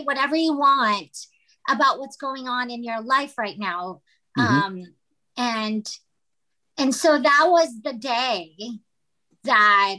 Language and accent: English; Philippines; moved away as an adult; now in Los Angeles, United States; I was born and raised in the Philippines, and then I moved to Los Angeles to go to college primarily.